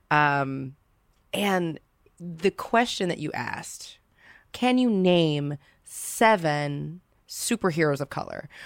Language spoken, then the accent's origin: English; Louisiana, United States; being from the South, 'cause I'm from Louisiana